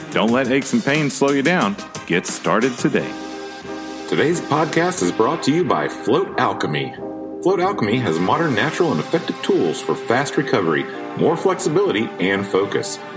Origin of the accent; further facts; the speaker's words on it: Rochester, New York, United States; moved away as an adult; also born or lived in Chicago / Atlanta; Um, originally from New York, right? That's right. I'm originally from Rochester, New York